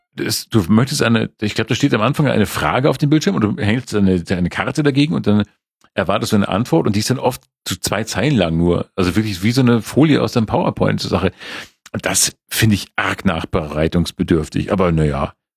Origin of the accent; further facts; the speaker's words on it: Sierksdorf, Schleswig-Holstein, Germany; im Hansa Park in Sirksdorf gesehen, meine Heimat